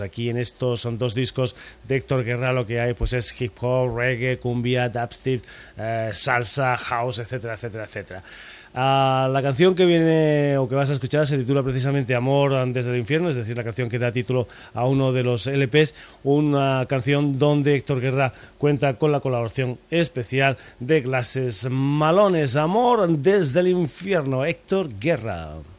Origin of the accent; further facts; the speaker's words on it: Extremadura, Spain; moved away; allí en Extremadura nos tomamos las cosas con calma